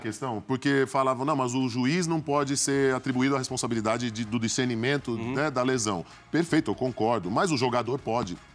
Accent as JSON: {"language": "Portuguese", "town": "Santos", "region": "São Paulo", "country": "Brazil", "also_born_or_lived": "New York", "said": "somos de Santos"}